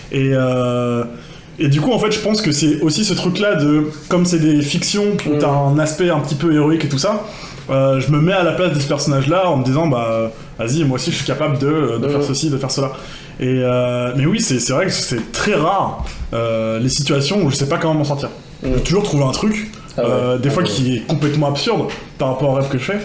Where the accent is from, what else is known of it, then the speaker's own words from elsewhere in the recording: Rennes, Brittany, France; je suis de Rennes